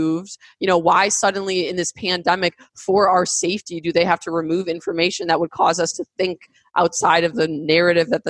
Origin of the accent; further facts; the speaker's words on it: United States; I, as an American